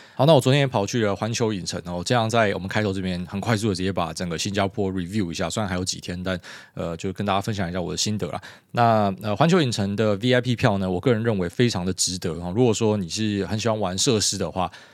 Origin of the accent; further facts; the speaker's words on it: Taiwan; 我们台湾人